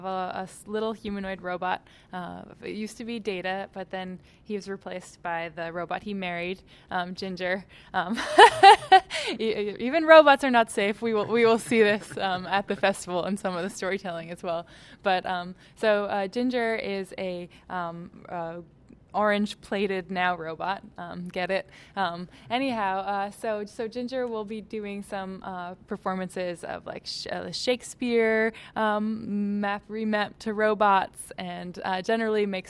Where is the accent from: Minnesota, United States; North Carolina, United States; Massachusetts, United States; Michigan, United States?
Massachusetts, United States; Boston; also born or lived in California; now in Pittsburgh, United States; I'm from Boston. I've lived in California